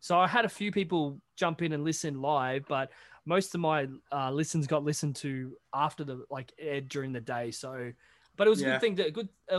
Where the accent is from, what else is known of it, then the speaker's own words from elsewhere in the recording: Australia; I'm Australian